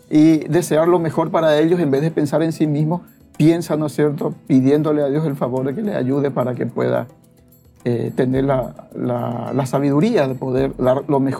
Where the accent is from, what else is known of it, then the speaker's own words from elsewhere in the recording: Asunción, Paraguay; soy acá de Asunción